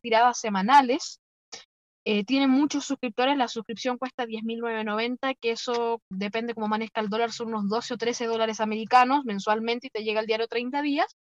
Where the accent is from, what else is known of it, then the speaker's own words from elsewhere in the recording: Chile; yo como chileno